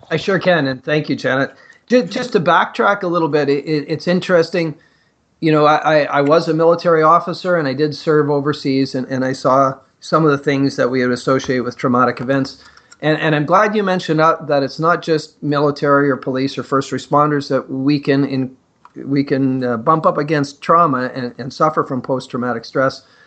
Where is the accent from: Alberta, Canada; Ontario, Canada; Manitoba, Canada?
Ontario, Canada; Northern; growing up in Northern Ontario in the mining communities